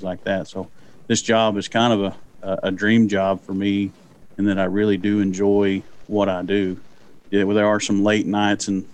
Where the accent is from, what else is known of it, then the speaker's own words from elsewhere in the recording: Durant, Oklahoma, United States; I grew up in Durant, and you can tell because I do say Durant, not Durant.